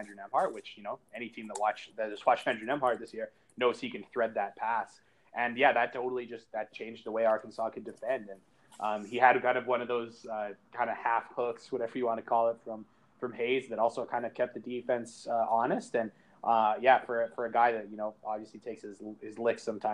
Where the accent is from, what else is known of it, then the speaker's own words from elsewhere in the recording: Canada; I'm Canadian